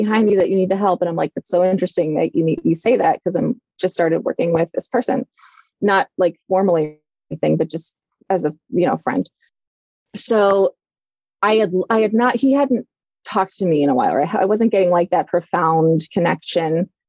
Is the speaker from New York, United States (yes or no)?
no; Illinois, United States; We're both from Illinois.